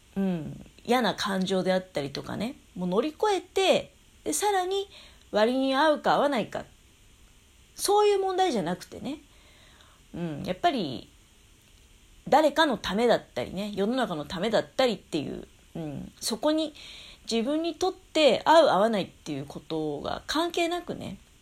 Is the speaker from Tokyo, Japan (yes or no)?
no; Tokamachi, Niigata, Japan; 私の実家の十日町の方